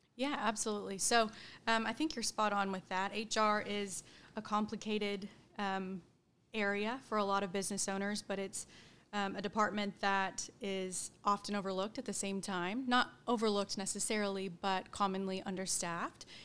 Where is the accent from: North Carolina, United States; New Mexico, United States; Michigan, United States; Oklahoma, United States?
Oklahoma, United States; Edmond; also born or lived in Stillwater, Oklahoma; I grew up in Edmond, Oklahoma. Um, been there my whole life